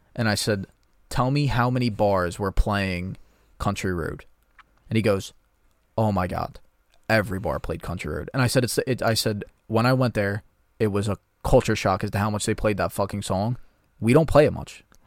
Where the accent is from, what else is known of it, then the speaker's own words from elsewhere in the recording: United States; I'm an American